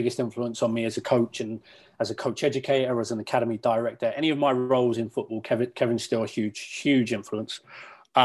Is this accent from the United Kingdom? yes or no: yes; Basingstoke, South East England, United Kingdom; moved away as an adult; now in Canada; my hometown, Basingstoke.